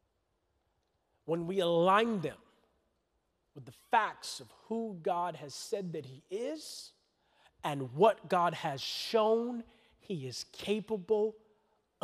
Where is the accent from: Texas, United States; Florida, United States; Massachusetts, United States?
Florida, United States; I'm from Florida.